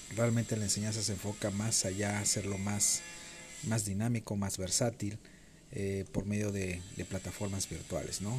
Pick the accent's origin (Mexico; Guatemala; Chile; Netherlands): Mexico; Playa del Carmen, Quintana Roo; Mi ciudad de origen es Playa del Carmen, Quintana Roo